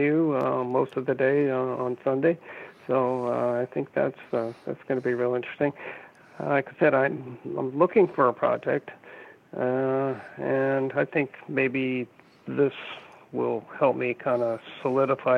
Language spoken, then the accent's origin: English; Albuquerque, New Mexico, United States; also born or lived in Santa Fe / La Jolla / New York; now in Bay Area, United States; I was brought up in New Mexico, went to school there